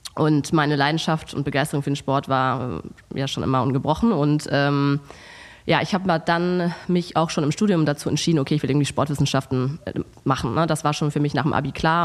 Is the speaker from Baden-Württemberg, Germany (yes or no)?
no; Hamburg, Germany; moved away as an adult; now in Cologne, Germany; ich komme ursprünglich aus Hamburg, aber wohne seit fast neun Jahren in Köln